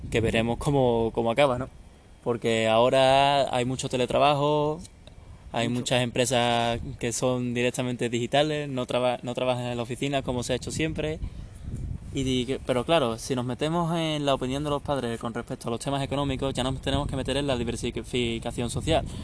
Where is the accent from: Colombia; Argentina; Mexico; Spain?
Spain; Seville, Andalusia